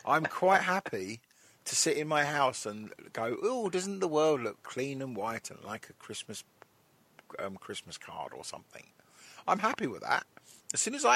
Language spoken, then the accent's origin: English; England, United Kingdom; we're all English